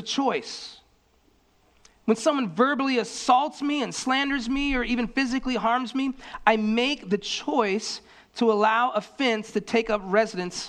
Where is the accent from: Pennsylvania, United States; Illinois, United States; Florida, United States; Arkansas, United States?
Florida, United States; I grew up in Florida